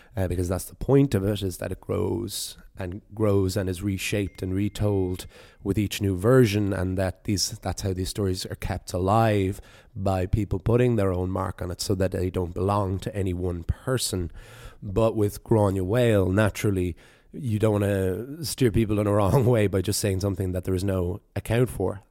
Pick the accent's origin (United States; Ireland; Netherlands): Ireland; the East Coast of Ireland; my own experiences of growing up in the East Coast there